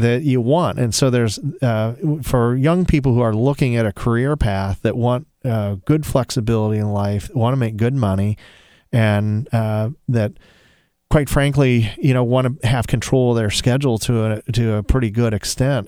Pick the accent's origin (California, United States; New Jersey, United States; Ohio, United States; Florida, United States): Ohio, United States; Toledo; I'm from Toledo